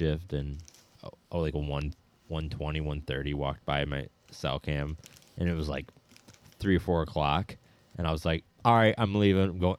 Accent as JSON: {"language": "English", "area": "Shiawassee County", "region": "Michigan", "country": "United States", "said": "I come from Sagatt or Shiawassee County"}